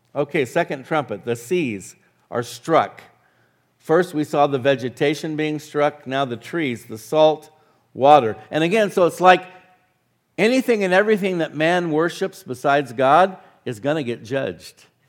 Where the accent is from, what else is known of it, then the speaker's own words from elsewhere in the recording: Arizona, United States; now in New Mexico, United States; I grew up in Arizona